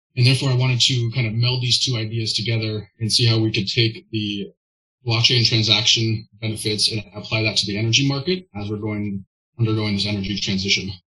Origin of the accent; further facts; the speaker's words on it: Olympia, Washington, United States; I grew up in Western Washington, right in Olympia